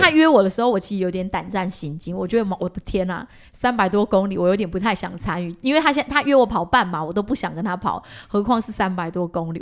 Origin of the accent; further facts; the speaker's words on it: Taiwan; 因为我们原本就生在这个地方，而且我们本来就是属于比较偏传统信仰这种佛教